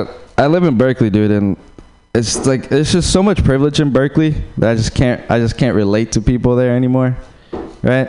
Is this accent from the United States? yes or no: no; Uruguay; moved away; Yeah, I'm from Uruguay